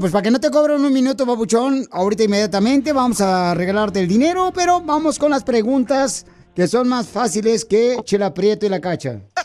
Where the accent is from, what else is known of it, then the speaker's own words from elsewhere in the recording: Jalisco, Mexico; somos de Jalisco